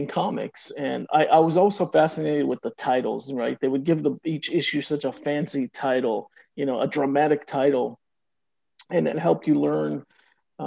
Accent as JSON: {"language": "English", "town": "Oakland", "region": "California", "country": "United States", "tie": "born or raised there", "first_language": "Spanish", "second_language": "English", "said": "I was born in Oakland, California. I was born of two Mexican immigrants. Didn't speak any English in the house. Everything was Spanish"}